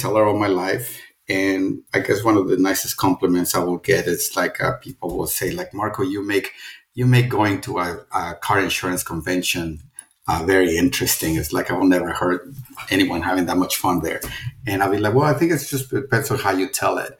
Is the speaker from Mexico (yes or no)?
yes; Mexico City, Mexico; English is a second language; moved away; I'm originally from Mexico City, and I grew up in a tiny suburb outside of the big city.